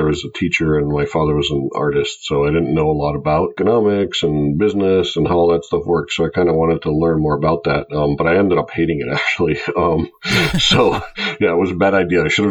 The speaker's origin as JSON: {"language": "English", "country": "Greece", "tie": "born or raised there", "moved": "as an adult", "lives_now": "United States", "said": "I grew up in Greece and I came to the U.S. to go to college back about 20 years ago."}